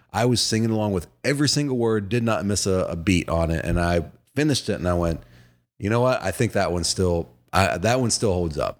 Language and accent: English; Virginia, United States; as a kid growing up in Virginia who was a Braves fan